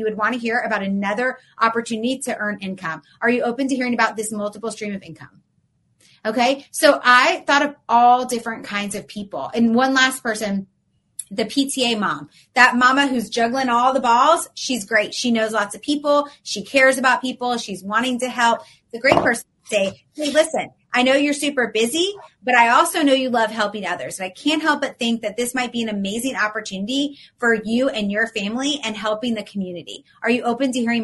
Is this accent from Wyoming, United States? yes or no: no; Atlanta, Georgia, United States; now in Florida, United States; I'm from Atlanta, but I live in Florida.